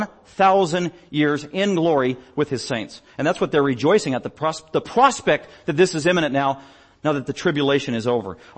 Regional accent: United States; I'm an American

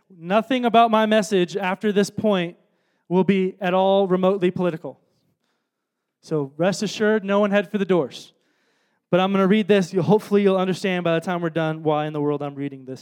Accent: Chicago, Illinois, United States; moved away; I'm from Chicago

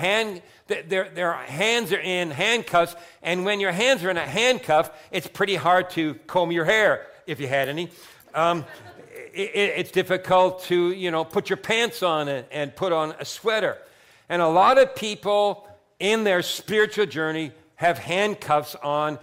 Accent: Vineland, Ontario, Canada; I grew up in Vineland

